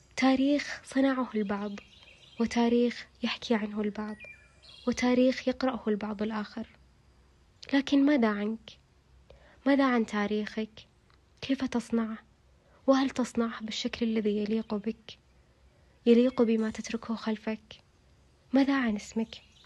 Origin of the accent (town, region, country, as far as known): Taif, Makkah Province, Saudi Arabia; born or raised there